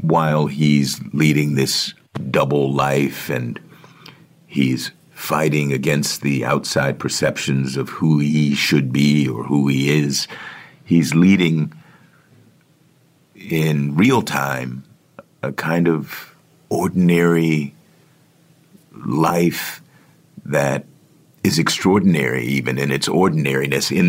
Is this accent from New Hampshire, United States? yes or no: no; Washington, District of Columbia, United States; Washington, D.C., which is my hometown